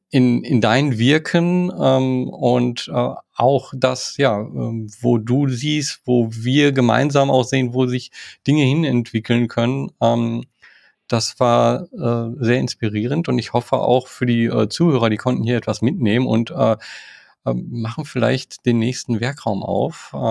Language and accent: German; Waltrop, North Rhine-Westphalia, Germany; born there; manchmal sage ich im Münsterland und manchmal im Ruhrgebiet. Ich bin im Waldrop geboren. Äh, das ist so an so einer Grenze, ja. aber der, das Ruhrgebiet ist so eigentlich doch das, was sich mehr erlebt habe